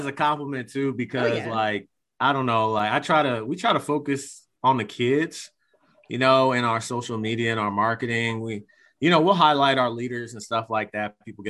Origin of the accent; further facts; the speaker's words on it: Virginia, United States; I would say, oh, I'm from Virginia. I'm kind of from all over.